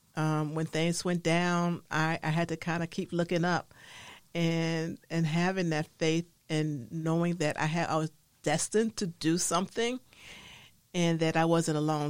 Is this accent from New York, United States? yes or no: yes; New York City, New York, United States; growing up in the Harlem in New York City